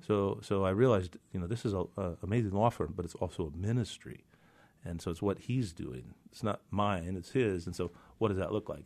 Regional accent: Reardan, Washington, United States; also born or lived in Walla Walla, Washington; I was born in Reardon, Spokane, so I'm an Eastern Washington guy.

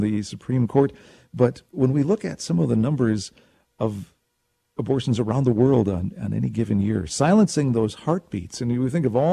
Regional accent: Minnesota, United States; my home state of Minnesota

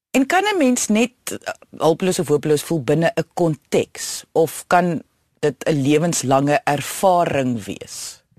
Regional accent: South Africa; ons baie keer as Suid-Afrikaners

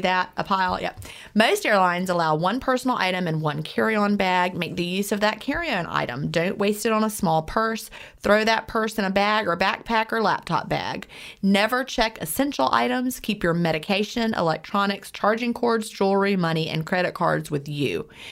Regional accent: Lynchburg, Virginia, United States; also born or lived in Augusta; my mom and my stepdad moved me up to Virginia, and we lived in the Lynchburg area, Bedford County

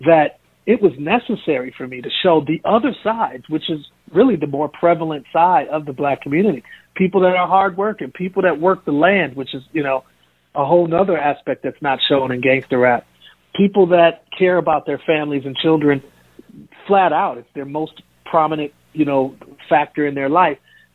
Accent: Milwaukee, Wisconsin, United States; I grew up in Milwaukee

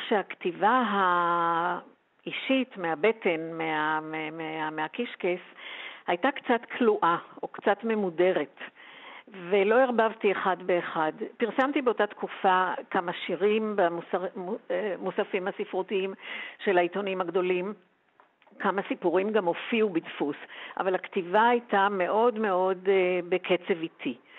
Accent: Tel Aviv, Tel Aviv District, Israel; גדלתי במרכז תל אביב

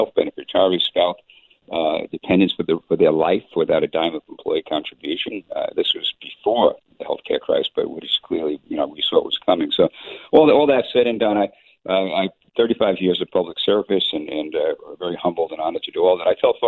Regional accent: New York City, New York, United States; moved away; also born or lived in Minnesota; I was from Brooklyn, New York, with Jews, Italian, Irish, and that was about it.

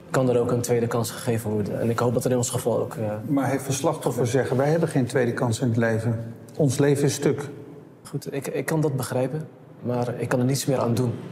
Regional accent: Netherlands; Ik ben opgegroeid in Nederland, getogen in Nederland.

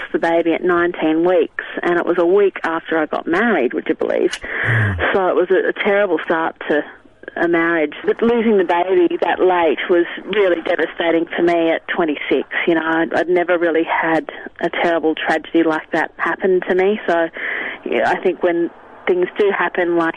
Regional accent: Sydney, New South Wales, Australia; I grew up in Sydney

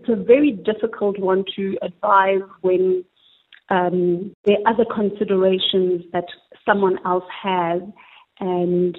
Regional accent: South Africa; we, as the South African consumers

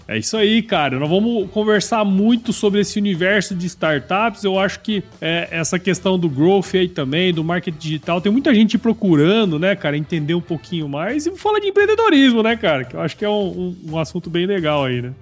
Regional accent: Mato Grosso, Brazil; moved away as an adult; also born or lived in Piracicaba, São Paulo / São Paulo; Eu sou de Mato Grosso

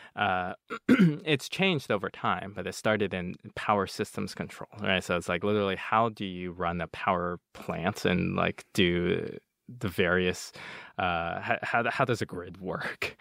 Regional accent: United States; also born or lived in Nanjing, China; they tried raising me as an American. Besides speaking only Chinese at home

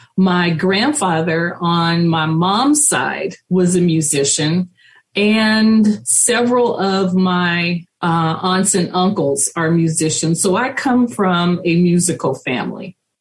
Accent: Richmond, California, United States; when I was growing up in Richmond, it was a smaller community

